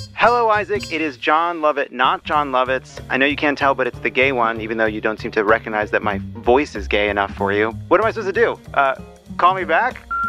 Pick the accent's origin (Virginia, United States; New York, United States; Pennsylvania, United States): New York, United States; Long Island; I was born in New York. I grew up on Long Island